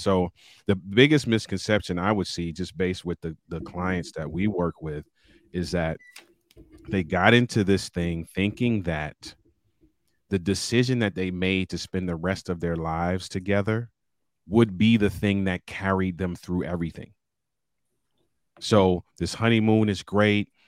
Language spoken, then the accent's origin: English; Baltimore, Maryland, United States; I'm a city kid, born and raised in Baltimore, Maryland